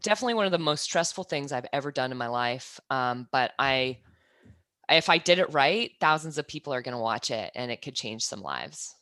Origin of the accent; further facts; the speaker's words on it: Kansas, United States; moved away as an adult; also born or lived in New Zealand; now in Australia; I'm originally from Kansas, I moved to New Zealand ten years ago, and then I made the jump across the ditch, um, in November to move from New Zealand to Australia